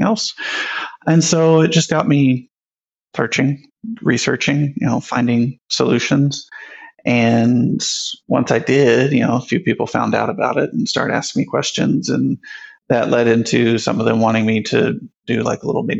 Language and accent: English; Houston, Texas, United States; moved away as an adult; also born or lived in Prosper, Texas; now in Dallas, United States; I grew up in Houston